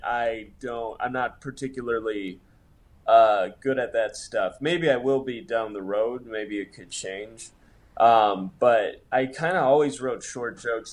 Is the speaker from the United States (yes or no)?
yes; Monroe, Michigan, United States; moved away as an adult; now in Los Angeles, United States; I grew up in a smallish town, Monroe